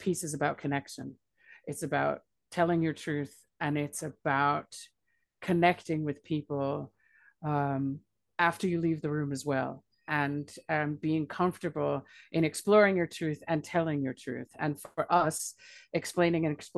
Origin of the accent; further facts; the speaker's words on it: United States; moved away as an adult; now in Scotland, United Kingdom; I'm an American by birth and a Scot by choice. I have been living in Scotland since 2005